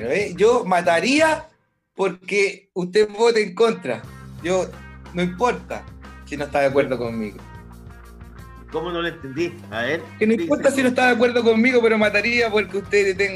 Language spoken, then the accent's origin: Spanish; Villa Alemana, Valparaíso, Chile; also born or lived in Viña del Mar, Chile; yo la verdad, no, yo soy de Villa Alemana, compañero. Yo de allá soy